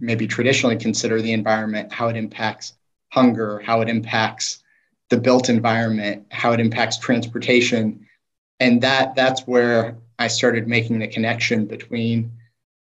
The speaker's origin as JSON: {"language": "English", "town": "Des Moines", "region": "Iowa", "country": "United States", "tie": "born or raised there", "said": "Des Moines is the community that shaped me"}